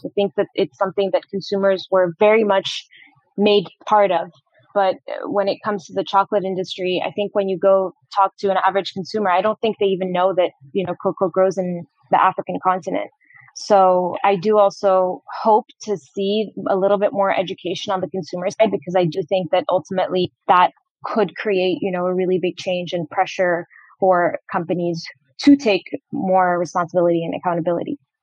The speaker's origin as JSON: {"language": "English", "country": "Morocco", "tie": "born or raised there", "also_born_or_lived": "Boston, United States", "moved": "as an adult", "said": "I was born and raised in Morocco and actually went to the US for college."}